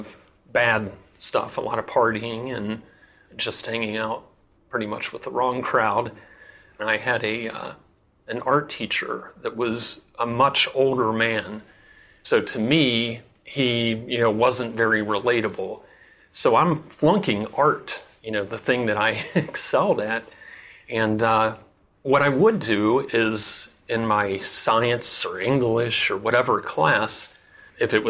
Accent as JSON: {"language": "English", "town": "Cincinnati", "region": "Ohio", "country": "United States", "tie": "born or raised there", "lives_now": "Gambier, United States", "said": "I'm originally from Cincinnati, Ohio."}